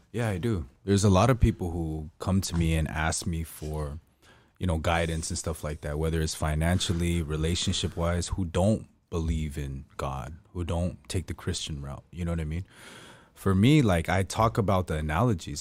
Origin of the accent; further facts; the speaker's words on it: United States; I'm from America